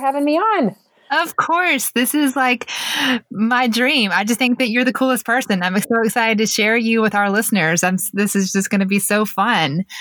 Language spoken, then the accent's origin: English; Mableton, Georgia, United States; also born or lived in Marietta, Georgia / Statesboro, Georgia; I actually grew up in Mableton until seventh grade. We moved to Marietta.